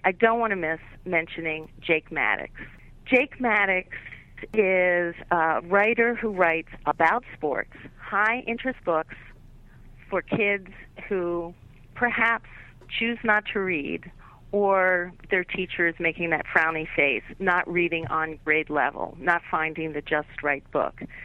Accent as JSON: {"language": "English", "town": "Philadelphia", "region": "Pennsylvania", "country": "United States", "tie": "born or raised there"}